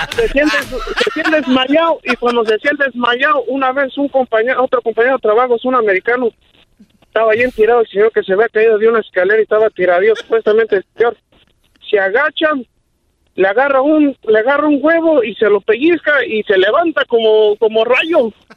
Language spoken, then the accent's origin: Spanish; Paracho, Michoacán, Mexico; now in Morganton, United States; somos de allá de mero de Paracho, Michoacán